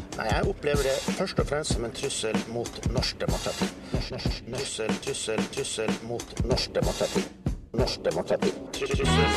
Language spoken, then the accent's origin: Norwegian; Kristiansand, Agder, Norway; moved away; da jeg var hjemme i Kristiansand